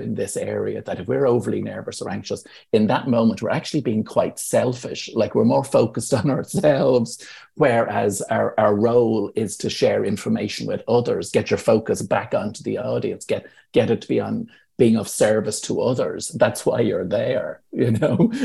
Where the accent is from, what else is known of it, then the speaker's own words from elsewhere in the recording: Ireland; as Irish people